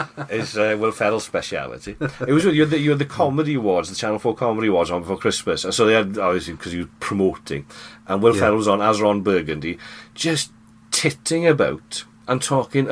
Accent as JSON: {"language": "English", "area": "Welsh", "region": "Wales", "country": "United Kingdom"}